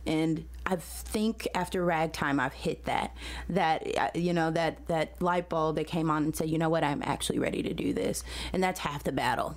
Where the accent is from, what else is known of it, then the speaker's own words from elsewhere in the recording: St. Louis, Missouri, United States; I am from St. Louis originally. I grew up in the city